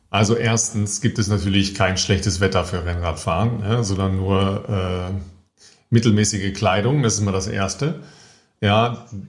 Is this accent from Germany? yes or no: yes; Germany; als Deutsche